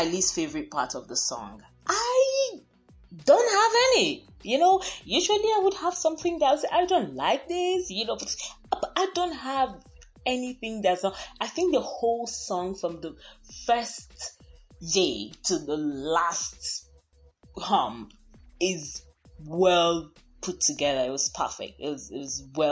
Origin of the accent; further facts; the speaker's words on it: Nigeria; I am Nigerian